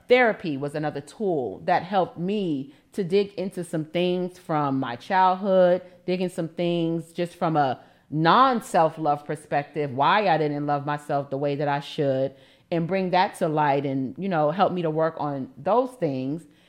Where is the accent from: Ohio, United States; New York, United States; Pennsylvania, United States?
New York, United States; New York City; I'm from Harlem